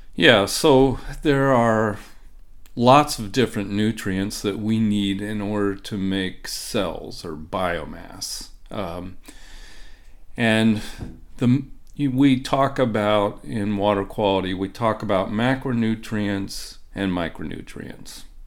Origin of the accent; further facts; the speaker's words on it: Ohio, United States; now in Minnesota, United States; I grew up in the Midwest, uh, but not in Minnesota. I grew up in Ohio